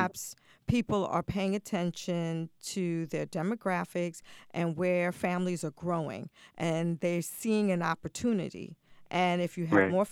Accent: New York City, New York, United States; when I was growing up in New York City

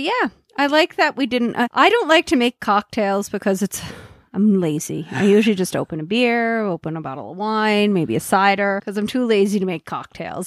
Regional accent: Cape Breton, Nova Scotia, Canada; moved away; also born or lived in Alberta

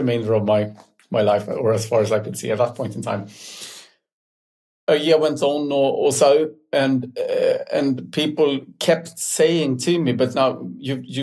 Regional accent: Stockholm, Stockholm County, Sweden; I'm born and raised in Stockholm, in a city kid

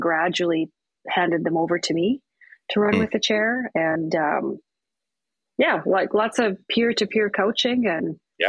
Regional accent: British Columbia, Canada; now in Thunder Bay, Canada; So I'm from the West Coast. {S3} Yes. {S4} I was born in Vancouver Island.

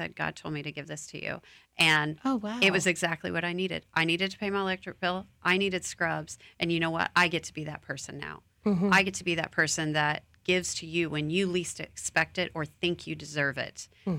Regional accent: Oklahoma, United States; I grew up in Oklahoma, and a friend of mine went to Alaska and was like, hey, let's go work up there. And I said, absolutely.

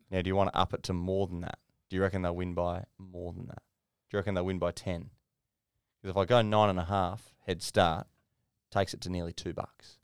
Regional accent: Queensland, Australia; as a Queenslander

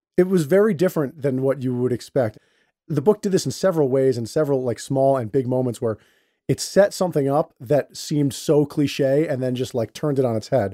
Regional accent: Westchester County, New York, United States; I'm a Puerto Rican, and you know, I grew up in Westchester County

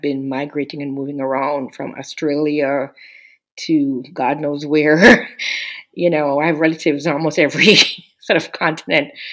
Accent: Jamaica; now in United States; I'm um, a Jamaican immigrant to the U.S., I've been here over 30 years

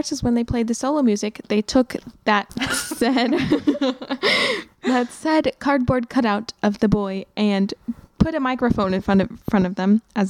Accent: California, United States; moved away as an adult; I'm from California. I moved here a little over a year ago.

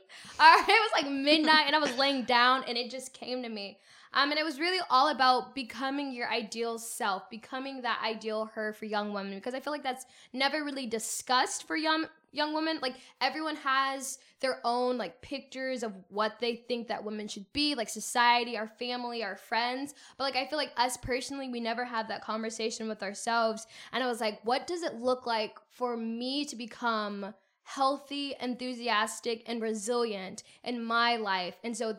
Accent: Pensacola, Florida, United States; I was born and raised in Pensacola, Florida. Shout out to the Panhandle.

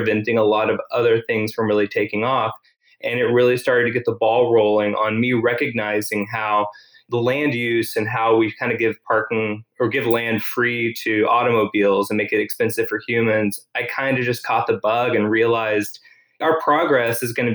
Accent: Tyler, Texas, United States; also born or lived in California; now in Austin, United States; I grew up in Tyler, Texas

